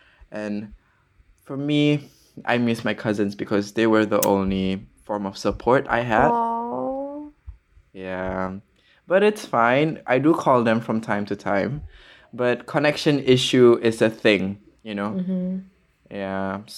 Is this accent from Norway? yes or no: no; Pakistan; As you know, I am Pakistani, yes, and my family is in Pakistan, but I have not seen them for 4 years.